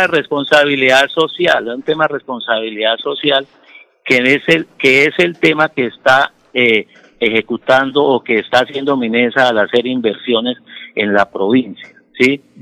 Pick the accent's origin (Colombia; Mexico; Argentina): Colombia; Soto Norte province, Santander; nosotros allá 20 mil somos colombianos, somos santandereanos